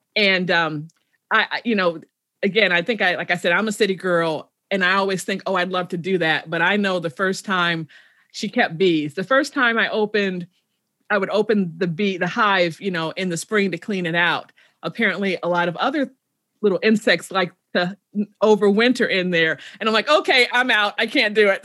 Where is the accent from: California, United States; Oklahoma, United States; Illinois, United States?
Illinois, United States; Chicago; I'm originally from Chicago, south side of Chicago.